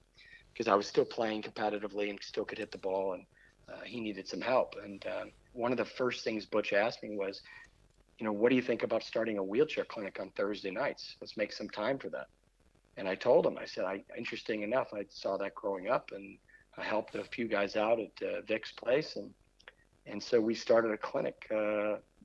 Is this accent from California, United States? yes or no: yes; Irvine, California, United States; also born or lived in Chicago, Illinois; now in Central Florida, United States; I was born in Chicago, and I remember when we moved to Southern California, I was about 7 years old